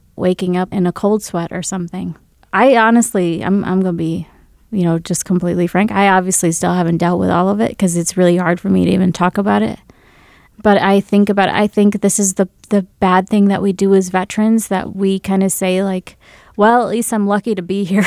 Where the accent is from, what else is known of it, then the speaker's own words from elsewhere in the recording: Grand Rapids, Michigan, United States; also born or lived in India; I was born and brought up in Grand Rapids, Michigan